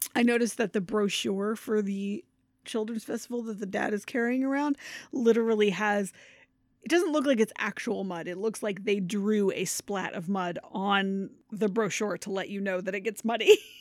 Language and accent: English; Maine, United States; now in Connecticut, United States; I'm originally from Maine